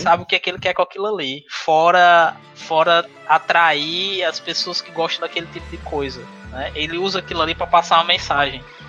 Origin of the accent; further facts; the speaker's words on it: São Miguel do Gostoso, Rio Grande do Norte, Brazil; moved away as an adult; also born or lived in São Paulo; now in Fortaleza, Brazil; Quando eu tinha 7 anos de idade, por questão de saúde e outras coisas, meus pais voltaram para RN